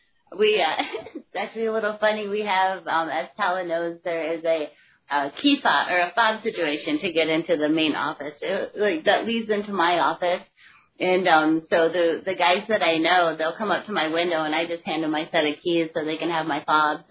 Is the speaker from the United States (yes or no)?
yes; Michigan, United States; moved away as an adult; now in Norfolk, United States; I grew up in Michigan, and we moved around, but no matter where we moved in Michigan, we always lived in a coastal town